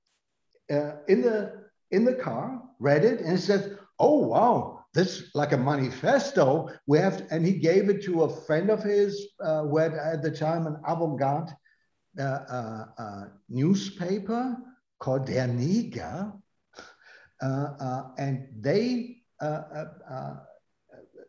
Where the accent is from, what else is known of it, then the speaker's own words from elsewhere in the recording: North Rhine-Westphalia, Germany; English is a second language; moved away; also born or lived in Berlin; I come from Westphalia.